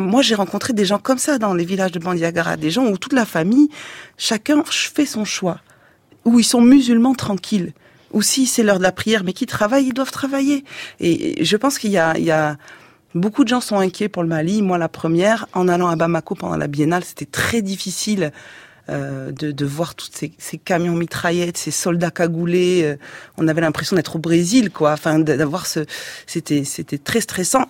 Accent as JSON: {"language": "French", "country": "France", "said": "on est moins exotique puisqu'on est français"}